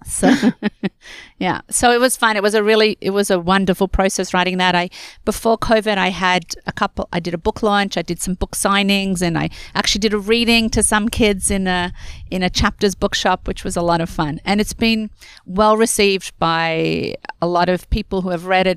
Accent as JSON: {"language": "English", "country": "Australia", "tie": "born or raised there", "moved": "as an adult", "lives_now": "Canada", "said": "I am born and raised in Australia, and I came to Canada when I got married"}